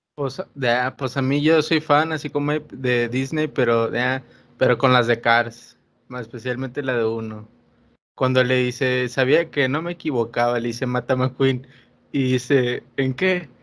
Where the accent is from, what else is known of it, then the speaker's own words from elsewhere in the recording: Monterrey, Nuevo León, Mexico; nosotros que somos regios